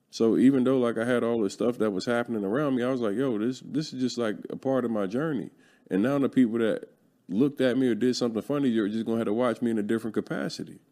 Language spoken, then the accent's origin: English; Philadelphia, Pennsylvania, United States; I'm from North Philly